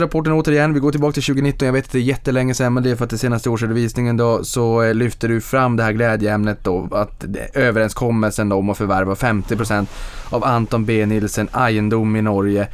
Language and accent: Swedish; Boden, Norrbotten County, Sweden; Boden i min hemstad